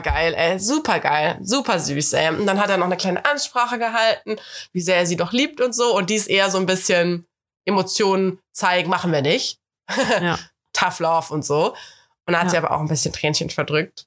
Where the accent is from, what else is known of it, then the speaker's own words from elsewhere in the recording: Cologne, North Rhine-Westphalia, Germany; ich bin ja Kölnerin, bin hier geboren.